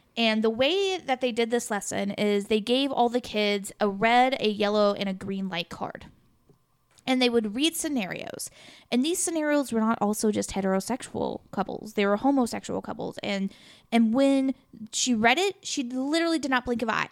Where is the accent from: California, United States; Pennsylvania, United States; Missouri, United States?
Missouri, United States; Sikeston; I came from Sykes to Missouri